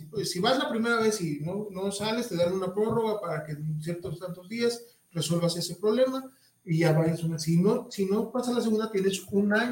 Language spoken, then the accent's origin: Spanish; Mexico; como buenos mexicanos